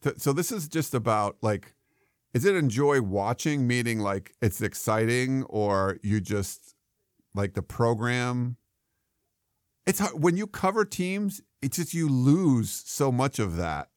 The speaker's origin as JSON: {"language": "English", "region": "East Coast", "country": "United States", "moved": "yes", "said": "we are both from the East Coast, and we came out to the West Coast."}